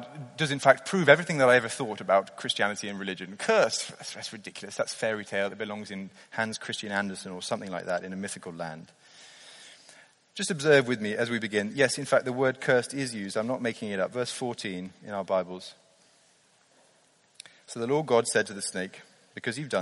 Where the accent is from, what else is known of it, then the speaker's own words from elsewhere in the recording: near Blenheim Palace in Oxfordshire, South East England, United Kingdom; I grew up near Blenheim Palace in Oxfordshire